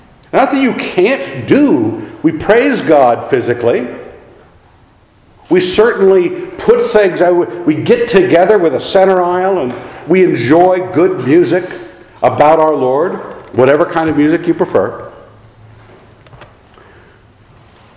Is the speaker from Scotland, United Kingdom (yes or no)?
yes; Scotland, United Kingdom; I'm a Scot